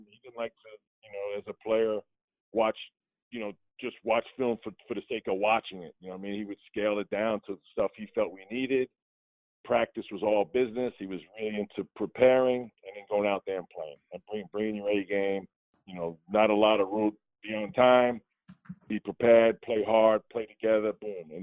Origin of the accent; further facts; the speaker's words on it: New York, United States; growing up in New York was real